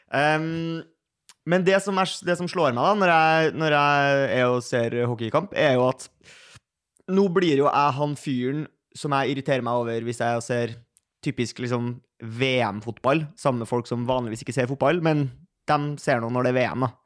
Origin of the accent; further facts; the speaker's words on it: Oslo, Norway; jeg, kom fra Majorstua